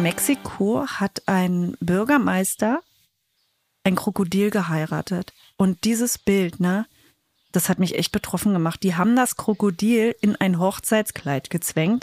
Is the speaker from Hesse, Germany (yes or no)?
no; Saxony-Anhalt, Germany; Ich bin ja aus Sachsen-Anhalt.